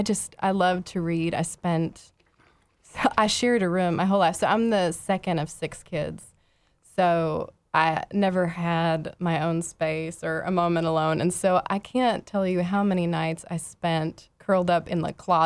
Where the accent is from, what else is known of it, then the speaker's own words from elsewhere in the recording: Houston, Texas, United States; moved away as an adult; also born or lived in Vancouver; I grew up in Houston, so that was kind of the only beautiful thing to look at in the suburbs of Houston.